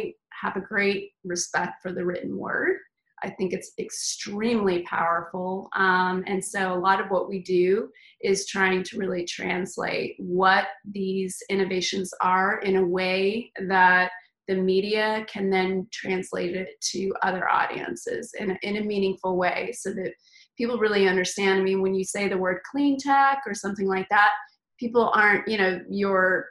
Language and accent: English; Texas, United States; moved away as an adult; also born or lived in Los Angeles; now in San Francisco, United States; I am originally from Texas